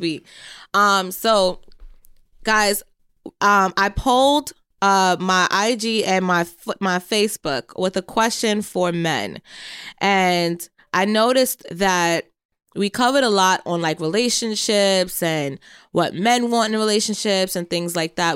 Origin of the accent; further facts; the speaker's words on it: Jamaica; being Jamaican, I have one brother